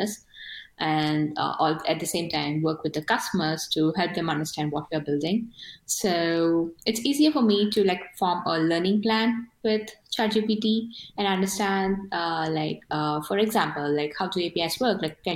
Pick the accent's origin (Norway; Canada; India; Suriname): India; first language Telugu; English is a second language; I'm not a native English speaker. So I'm from India and I speak a language called Telugu